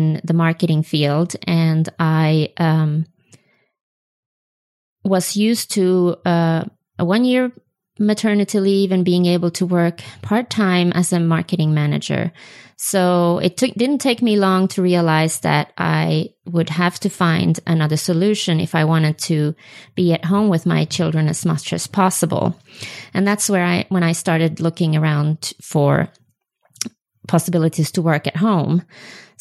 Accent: Sweden; first language Swedish; English is a second language; moved away as an adult; now in Utah, United States; my native language is Swedish

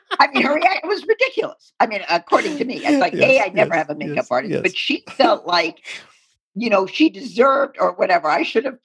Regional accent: New York City, New York, United States; I'm from New York City

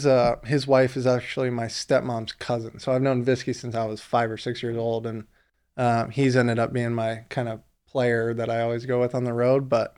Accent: Lexington, Kentucky, United States; now in Los Angeles, United States; You know, I'm from Lexington, Kentucky.

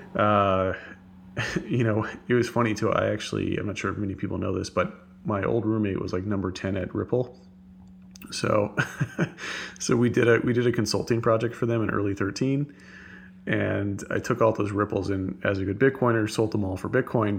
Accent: Texas, United States; I'm a Texan

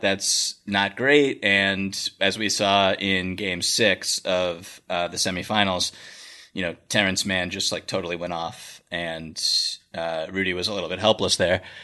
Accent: Boston, Massachusetts, United States; I am from Boston. Um, I was what nine years old in 1997, something like

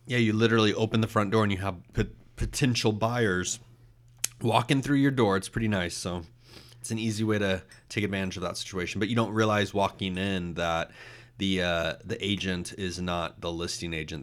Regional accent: Austin, Texas, United States; I grew up in Austin

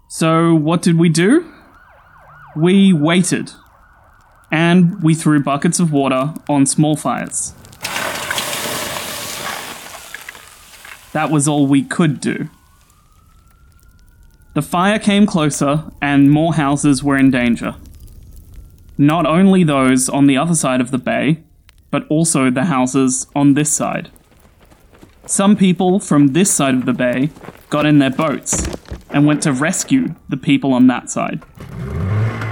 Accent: Sydney, New South Wales, Australia; I'm an Aussie. I grew up in Sydney

